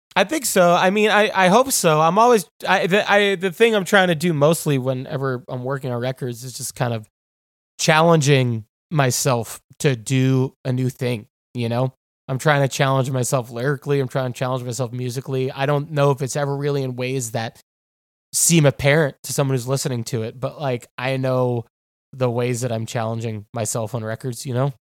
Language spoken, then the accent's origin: English; New York, United States; moved away as an adult; also born or lived in Athens, Georgia; now in Los Angeles, United States; I'm from New York, you know? Like, I, I've lived in New York for basically forever